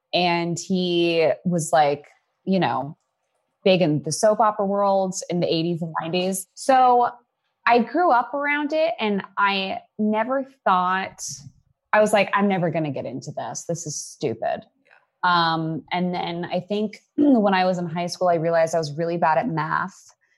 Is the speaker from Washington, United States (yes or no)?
no; Hollywood, California, United States; I'm from here. I grew up in Hollywood.